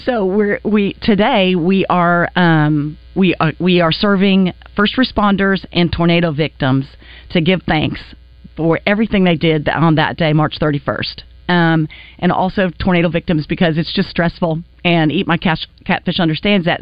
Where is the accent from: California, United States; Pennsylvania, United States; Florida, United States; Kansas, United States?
Kansas, United States; Wichita; moved away; I'm from Wichita, Kansas